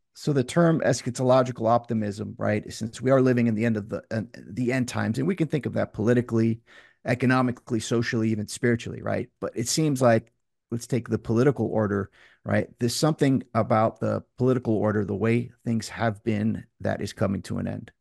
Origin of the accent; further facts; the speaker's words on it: Tarpon Springs, Florida, United States; in my hometown in Tarpon Springs, Florida.